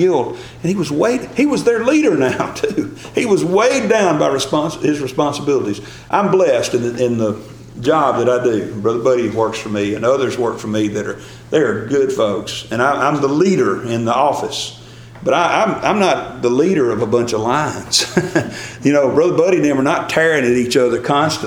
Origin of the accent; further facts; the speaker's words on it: Gordo, Alabama, United States; I'm from Gordo, Alabama